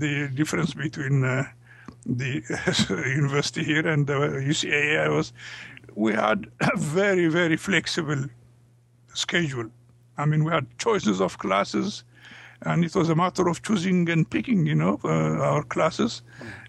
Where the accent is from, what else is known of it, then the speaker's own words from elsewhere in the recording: Ethiopia; English is a second language; moved away as an adult; also born or lived in United States; we came from Africa and from Ethiopia